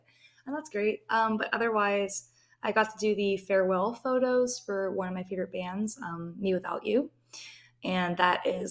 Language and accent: English; Pittsburgh, Pennsylvania, United States; I am from Pittsburgh